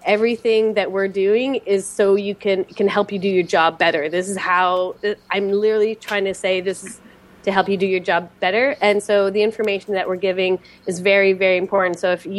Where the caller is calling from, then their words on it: Montreal, Quebec, Canada; And I'm calling from Montreal, Quebec, Canada.